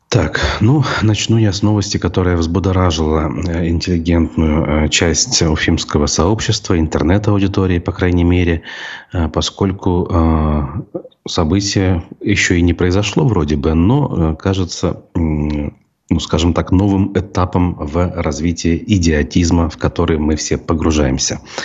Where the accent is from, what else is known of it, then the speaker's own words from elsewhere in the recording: Bashkortostan, Russia; нашей республики